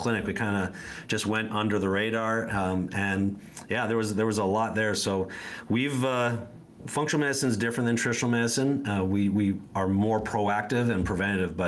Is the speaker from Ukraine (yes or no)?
no; Canada; moved away as an adult; now in United States; I'm originally from Canada. I've been in the U.S. since 95